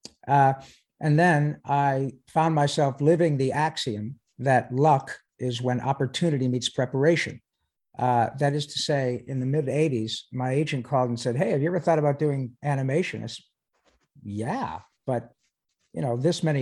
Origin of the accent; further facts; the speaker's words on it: Michigan, United States; moved away; I grew up in Michigan